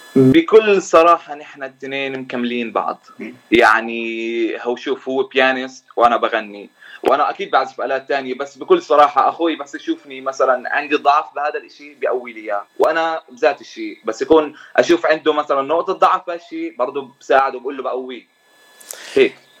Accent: Jordan; moved away as an adult; now in United States; طبعا أنا من الأردن من أصول فلسطيني صار لي تقريبا سنتين بأمريكا

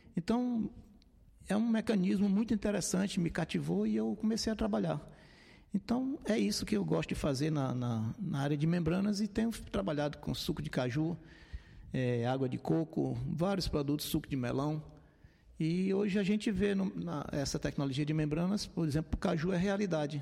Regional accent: Fortaleza, Ceará, Brazil; sou natural de Fortaleza, minha família é de Maranguape

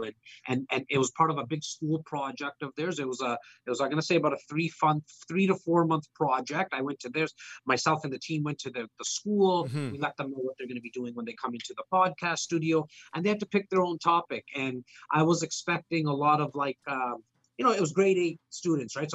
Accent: Toronto, Ontario, Canada; my hometown of Rexdale.

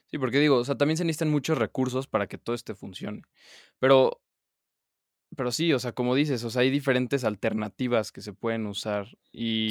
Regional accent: Mexico; mi país

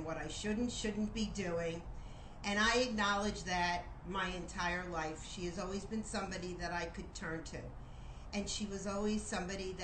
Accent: Miami Beach, Florida, United States; I was born and raised in Miami Beach

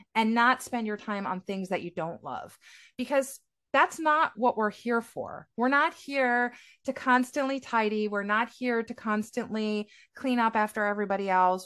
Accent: United States; now in Israel; I'm American, but I'm based in Israel

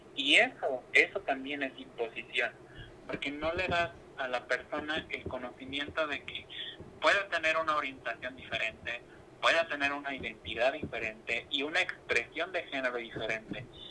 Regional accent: Cocula, Jalisco, Mexico; now in Guadalajara, Mexico; originalmente yo soy de, de Cocula, conocida como la Tierra de Mariachi pero por motivos de trabajo eh, estoy viviendo actualmente en Guadalajara

